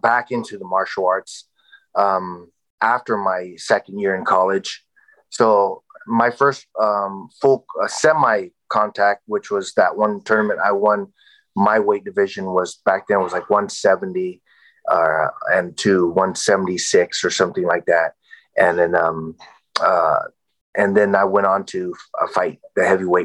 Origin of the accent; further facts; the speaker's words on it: San Jose, California, United States; also born or lived in Vietnam; San Jose State, where I, you know, my hometown